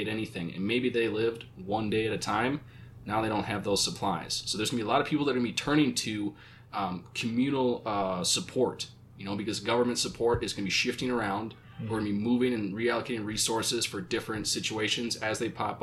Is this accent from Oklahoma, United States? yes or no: no; Minnesota, United States; my home state of Minnesota.